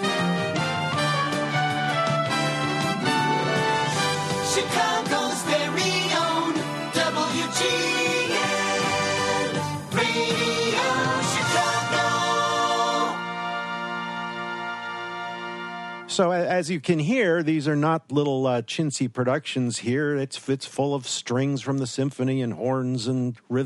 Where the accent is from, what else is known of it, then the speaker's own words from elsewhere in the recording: New York, United States; moved away; growing up in New York